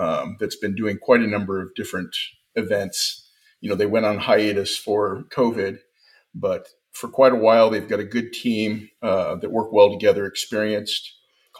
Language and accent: English; California, United States; moved away as an adult; now in Texas, United States; I was born in California